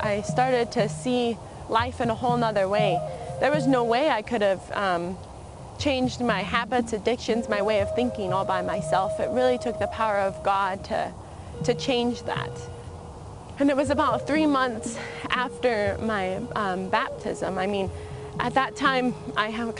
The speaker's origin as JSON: {"language": "English", "area": "Colville Indian Reservation", "region": "Washington", "country": "United States", "tie": "born or raised there", "said": "I grew up on the Colville Indian Reservation"}